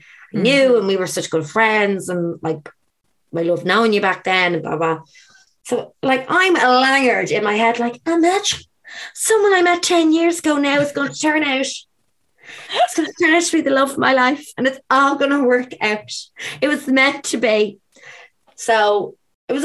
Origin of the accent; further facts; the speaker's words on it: Ireland; also born or lived in Australia; I came back to Ireland.